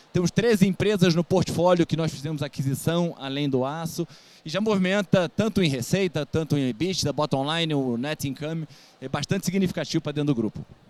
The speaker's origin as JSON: {"language": "Portuguese", "region": "Rio de Janeiro", "country": "Brazil", "said": "eu sou carioca, engenheiro"}